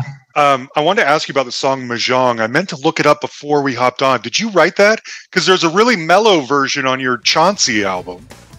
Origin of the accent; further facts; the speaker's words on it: Utah, United States; I'm from Utah.